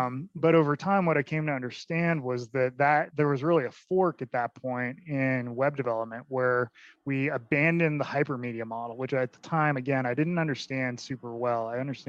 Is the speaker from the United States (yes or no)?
no; Ireland; I'm Irish.